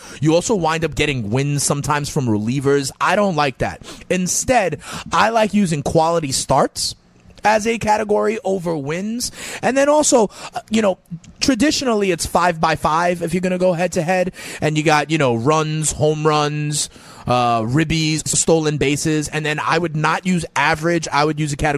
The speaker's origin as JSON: {"language": "English", "town": "New York City", "region": "New York", "country": "United States", "said": "I'm a New Yorker"}